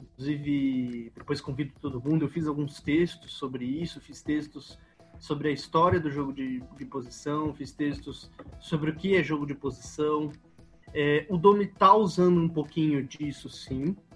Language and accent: Portuguese; São Paulo, Brazil; É, eu sou de São Paulo. São Paulo tem uma cultura de futebol muito, muito, muito diferente da cultura do Rio.